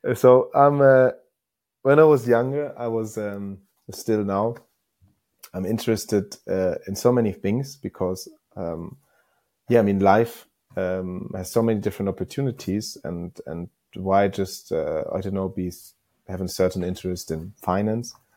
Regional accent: Northern Germany, Germany; I'm coming from a small, small village in northern Germany

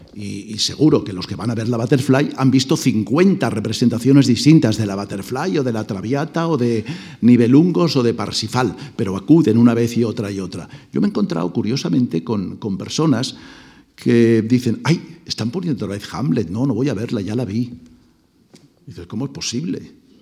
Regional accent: Mollet del Vallès, Catalonia, Spain; Mollet del Vallés, el pueblo donde yo nací, muy cerca de Barcelona

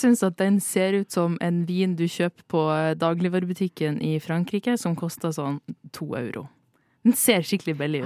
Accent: Northern Norway, Norway; jeg er nordlending

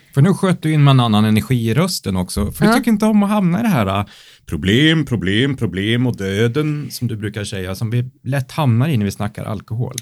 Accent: Värmland, Sweden; Jag kommer från Värmland

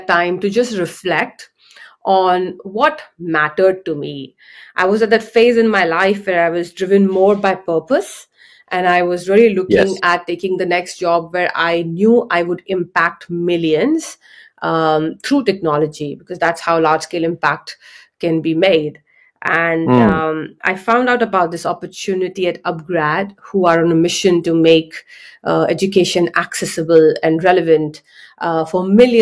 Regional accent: India; I grew up in India

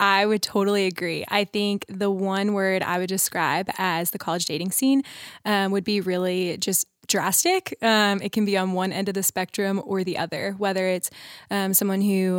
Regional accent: Colleyville, Texas, United States; I am from Colleyville, Texas, and I'm a senior nursing major at TCU.

